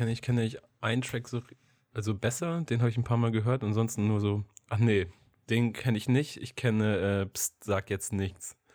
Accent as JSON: {"language": "German", "area": "near Oldenburg", "region": "Lower Saxony", "country": "Germany", "said": "ich komme aus der Nähe von Oldenburg, das ist ja direkt daneben"}